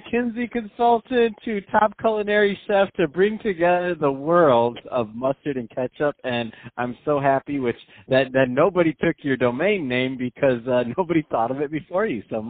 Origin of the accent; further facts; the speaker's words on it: Michigan, United States; I'm from the Midwest. I mean, I'm from Michigan.